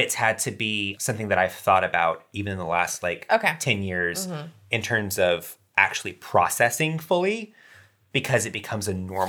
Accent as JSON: {"language": "English", "town": "Macon", "region": "Georgia", "country": "United States", "tie": "born or raised there", "moved": "as an adult", "lives_now": "Atlanta, United States", "said": "my hometown in Macon, Georgia"}